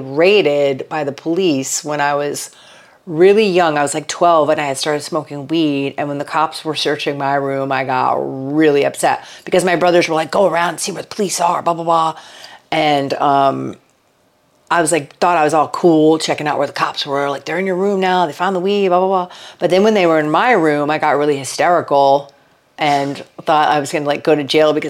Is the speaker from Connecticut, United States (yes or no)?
yes; Stamford, Connecticut, United States; I grew up in Connecticut, Stamford, Connecticut, in the 70s.